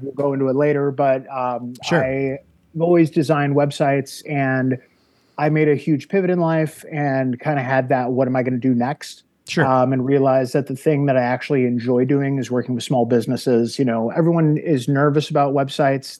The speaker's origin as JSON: {"language": "English", "town": "Wonder Lake", "region": "Illinois", "country": "United States", "tie": "born or raised there", "also_born_or_lived": "North Carolina", "moved": "as an adult", "said": "I grew up in uh, the northwest suburbs of Chicago, uh, gotcha. a little town called Wonder Lake, Illinois"}